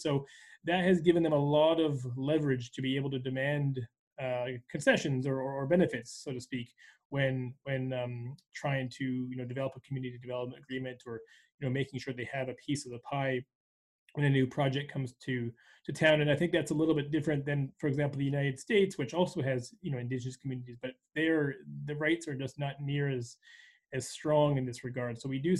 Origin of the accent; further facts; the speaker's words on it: Canada; as a Canadian